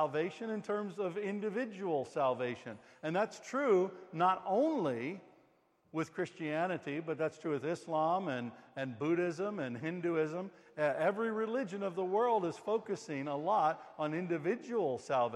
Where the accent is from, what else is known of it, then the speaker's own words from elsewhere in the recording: United States; moved away; I'm an American